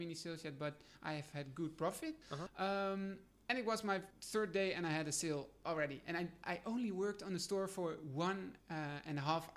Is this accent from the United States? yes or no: no; Netherlands; I'm from Holland.